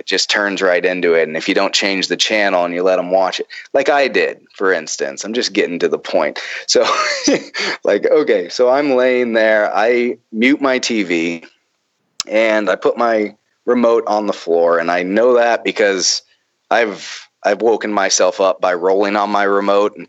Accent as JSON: {"language": "English", "region": "the Bible Belt", "country": "United States", "said": "I'm from the Bible Belt"}